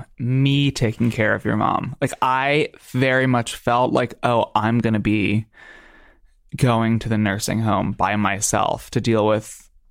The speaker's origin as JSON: {"language": "English", "region": "New Jersey", "country": "United States", "said": "I'm not a Dominican man. I just have dark skin. Oh, I'm from New Jersey. I'm from New Jersey, and I just happen to have tan skin, and I'm on vacation."}